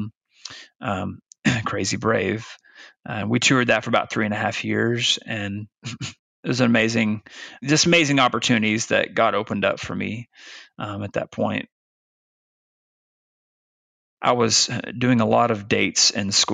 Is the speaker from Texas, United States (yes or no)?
no; Arkansas, United States; moved away as an adult; also born or lived in Virginia; Branson, Missouri was about an hour and a half north of where I grew up in Arkansas